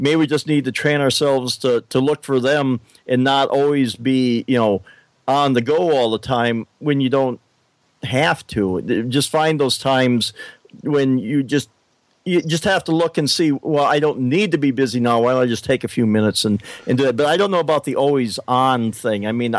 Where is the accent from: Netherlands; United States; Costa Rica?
United States; Willow Lake; We went to the fireworks down in my hometown in Willow Lake, which is about a half-hour drive from here.